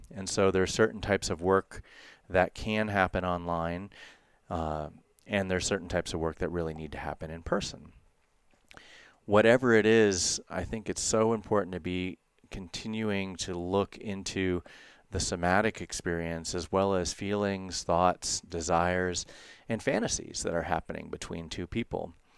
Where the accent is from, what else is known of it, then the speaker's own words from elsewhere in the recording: United States; growing up in the United States